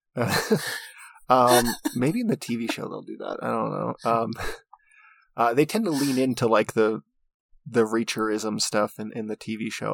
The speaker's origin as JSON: {"language": "English", "country": "United States", "also_born_or_lived": "New Mexico", "said": "I'm an American"}